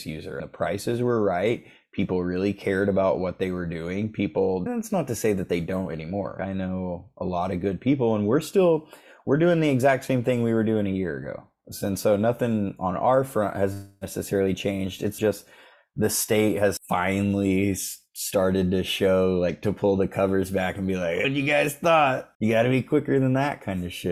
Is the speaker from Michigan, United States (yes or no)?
no; Oklahoma, United States; I'm from Oklahoma